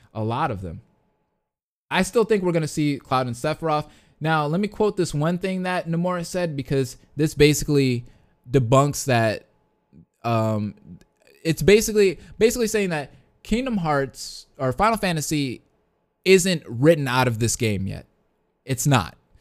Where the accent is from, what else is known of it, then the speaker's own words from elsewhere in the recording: Detroit, Michigan, United States; I am from the Detroit area